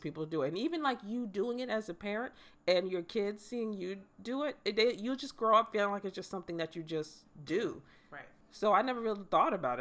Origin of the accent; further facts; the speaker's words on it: United States; as an American